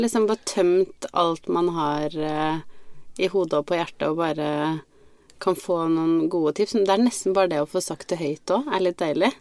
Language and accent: Norwegian; Biri, Innlandet, Norway; moved away; vært eh, hjemme på Biri